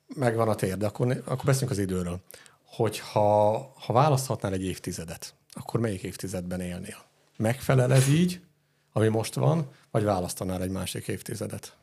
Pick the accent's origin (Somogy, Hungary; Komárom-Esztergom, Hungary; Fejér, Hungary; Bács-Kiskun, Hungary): Fejér, Hungary; Dunaújváros; Itt Dunajvárosban milyen élni? Ez azért fura saját szempontból, mert itt születtem